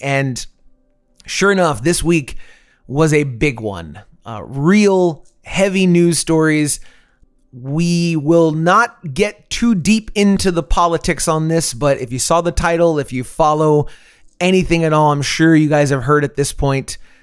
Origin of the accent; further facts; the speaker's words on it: Central Florida, United States; moved away as an adult; now in Austin, United States; I'm originally from the Central Florida area. Lived there a very long time